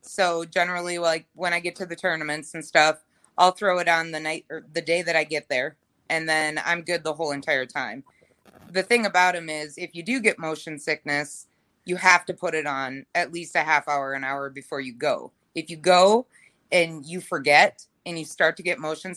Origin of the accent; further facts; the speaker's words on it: Ogilvie, Minnesota, United States; I grew up in Ogilvie, Minnesota